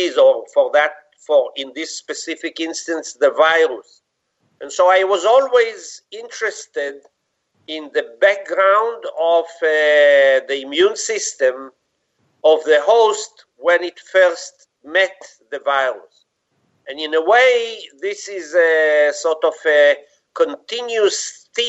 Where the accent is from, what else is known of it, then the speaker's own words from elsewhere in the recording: Israel; I was born in Israel, grew up there, had my basic school, high school, university, medical school in Israel.